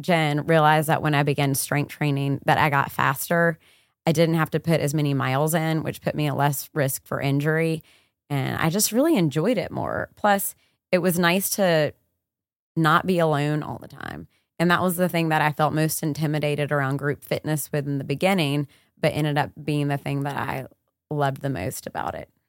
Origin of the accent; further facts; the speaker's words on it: the South, United States; growing up in the South